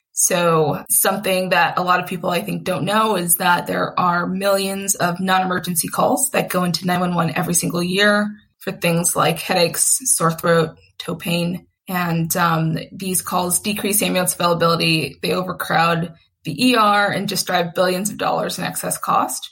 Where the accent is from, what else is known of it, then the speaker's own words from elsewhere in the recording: Atlanta, Georgia, United States; moved away as an adult; also born or lived in Long Island, New York / Boston; now in Philadelphia, United States; I'm originally from New York, which is where I was born on Long Island, and then grew up in Atlanta